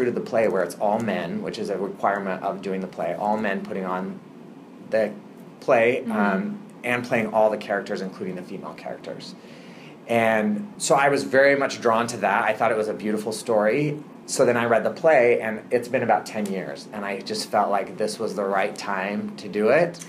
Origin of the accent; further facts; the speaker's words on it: Boise, Idaho, United States; now in Seattle, United States; I'm originally from Boise, Idaho